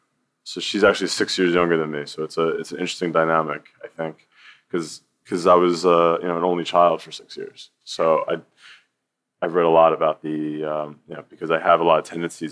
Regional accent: New York City, New York, United States; born there; also born or lived in Tarrytown / Denver; Sure. So I was born in New York City, and New York City has been a very big influence on my life, even though I didn't live in New York City for very long.

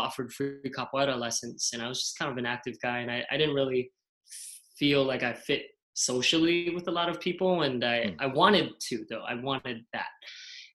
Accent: Hawaii, United States; moved away as an adult; now in San Francisco Bay Area, United States; Growing up in Hawaii

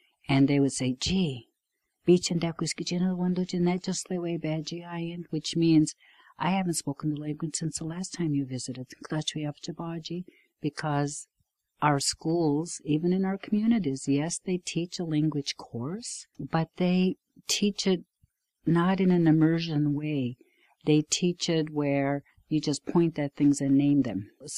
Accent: Wolastoqey community, St. John River, New Brunswick, Canada; first language Wolastoqey (Maliseet); English is a second language; I was born into it. English is my second language. Actually, it's almost my third, because I grew up in a home where my grandfather, my maternal grandfather, is from Quebec. And so there was French spoken in our home, as well as Wolastoqe or Maliseet.

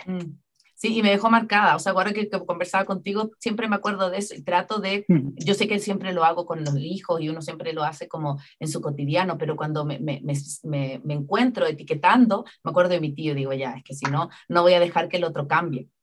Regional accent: Chile; now in Ecuador; Chile, en mi país de origen

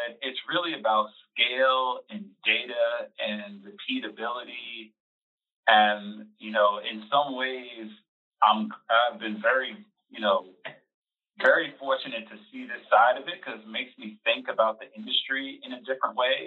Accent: New York, United States; moved away as an adult; now in Atlanta, United States; I grew up in New York, went to school at City College in Harlem, and moved down to Atlanta about 20 years ago

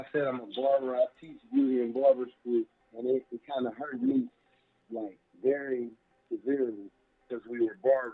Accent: Indianapolis, Indiana, United States; I grew up in Naptown, which is Indianapolis

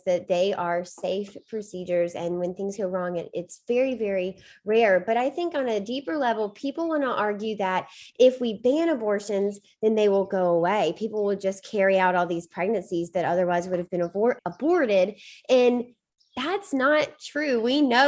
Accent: Mississippi, United States; moved away as an adult; now in Boston, United States; I grew up in Mississippi and spent my first 24 years of life down there. So I may be in Boston now

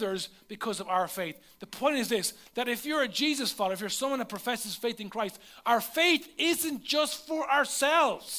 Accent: Leinster, Ireland; The nearest McDonald's to where I lived was over an hour away. There was none in my hometown

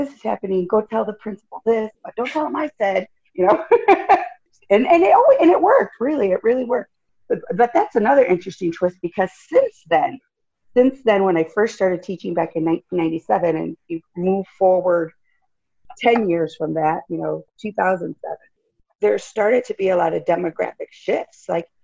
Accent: Jackson, Michigan, United States; now in Los Angeles, United States; I was born in Michigan, Jackson, Michigan

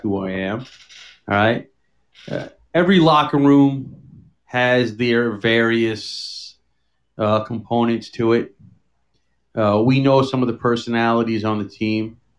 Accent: New York City, New York, United States; now in Long Island, United States; I'm a city boy. Well, sort of, but I grew up in Queens

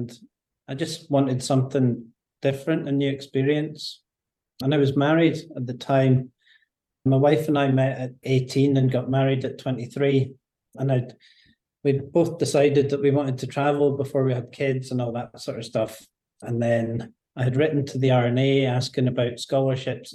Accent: Scotland, United Kingdom; moved away as an adult; now in Northern Ireland; I'm from Scotland. I grew up playing links golf

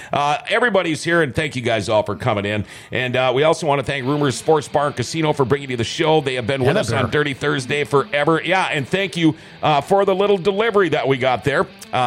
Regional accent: Thief River Falls, Minnesota, United States; now in Grand Forks, United States; I grew up right across from the distributor in Thief River.

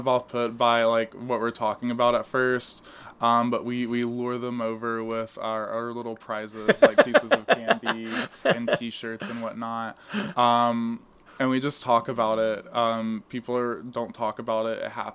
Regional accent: Port Neches, Texas, United States; moved away as an adult; now in East Texas, United States; I'm from Southeast Texas, kind of. I'm from a place called Port Neches. It's in the greater Beaumont area.

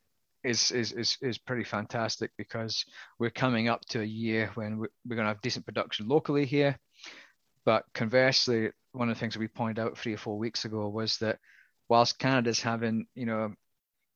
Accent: Scotland, United Kingdom; accent: Scottish; my Scottish accent

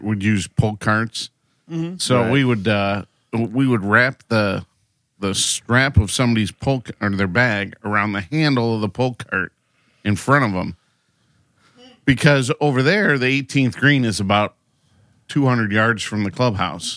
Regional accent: Toledo, Ohio, United States; growing up in Toledo, I worked at Heather Downs Country Club

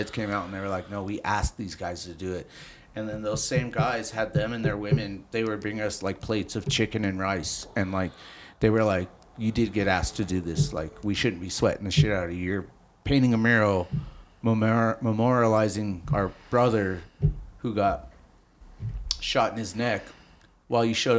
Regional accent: Denver, Colorado, United States; I'm from Denver, a Northsider

